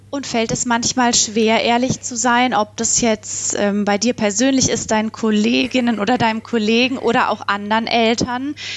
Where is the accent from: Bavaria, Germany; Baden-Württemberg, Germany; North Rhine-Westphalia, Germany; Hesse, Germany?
Baden-Württemberg, Germany; ich bin ja aus Baden-Württemberg